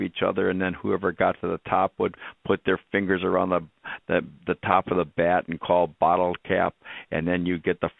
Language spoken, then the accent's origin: English; Wisconsin Rapids, Wisconsin, United States; We grew up in Wisconsin Rapids, and the river ran right through town